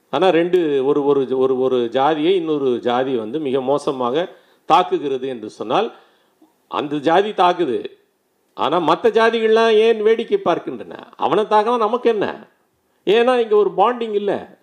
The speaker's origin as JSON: {"language": "Tamil", "town": "Ambur", "region": "Tamil Nadu", "country": "India", "tie": "born or raised there", "said": "நான் பிறந்த ஊரிலே சொல்கிறேன் வேலூர் மாவட்டம் ரொம்ப முன்னேறிய மாவட்டம் ஆம்பூர்"}